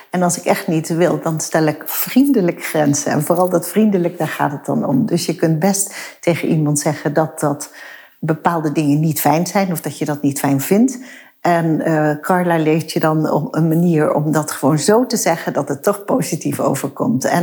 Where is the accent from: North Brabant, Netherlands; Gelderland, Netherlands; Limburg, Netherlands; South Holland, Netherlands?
Limburg, Netherlands; Maastricht; kom uit Maastricht. Ik heb geen zachte G.